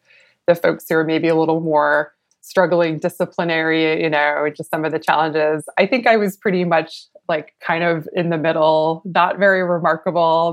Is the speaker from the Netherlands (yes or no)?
no; Massachusetts, United States; I say aunt because I'm from Massachusetts